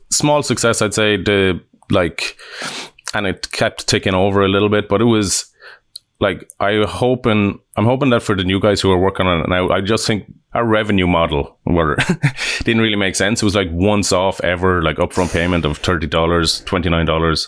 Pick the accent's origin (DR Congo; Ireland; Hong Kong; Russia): Ireland; Limerick, Munster; also born or lived in Dublin; now in Vancouver, Canada; I'm from Ireland. I was born in Dublin and, uh, yeah, we grew up in, in Limerick on the other side of I, Ireland.